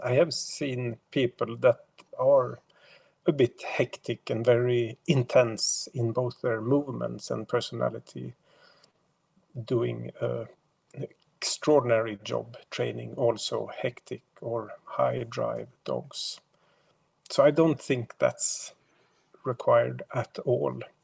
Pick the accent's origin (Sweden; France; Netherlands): Sweden; I am only from Sweden